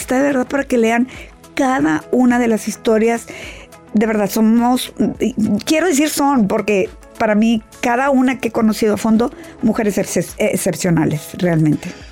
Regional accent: Mexico; yo que soy de México

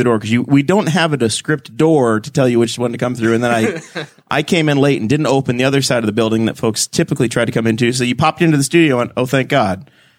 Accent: Mechanicsburg area near New Castle, Indiana, United States; I'm from Newcastle, but I actually grew up just outside of Messick.

